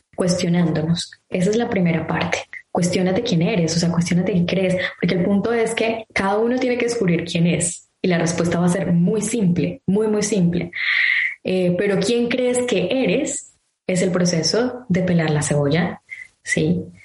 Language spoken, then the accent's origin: Spanish; Colombia; moved away; yo soy colombiana